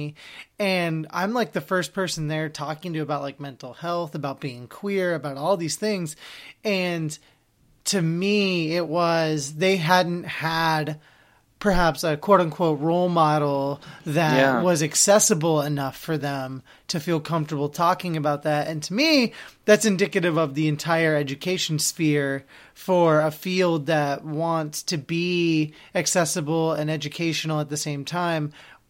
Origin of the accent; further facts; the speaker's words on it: Oregon, United States; I'm from Oregon.